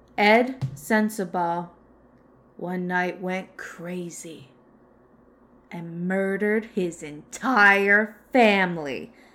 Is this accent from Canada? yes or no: yes; Canada; I'm from Canada